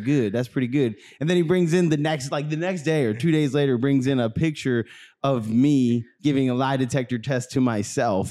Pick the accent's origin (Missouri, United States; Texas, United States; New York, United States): Missouri, United States; St. Louis; born or raised there